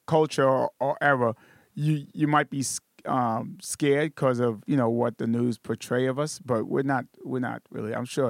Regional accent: New York City, New York, United States; I'm from Brooklyn, New York. You step out the house, you're in New York. You step in the house, you're in Haiti.

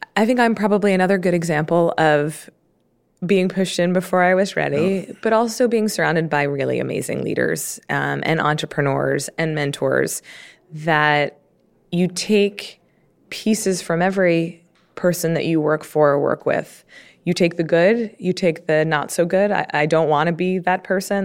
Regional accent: Baltimore, Maryland, United States; I grew up in Baltimore

